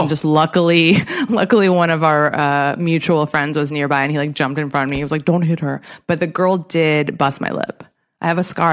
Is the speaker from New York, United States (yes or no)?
no; Southern California, United States; I'm from Southern California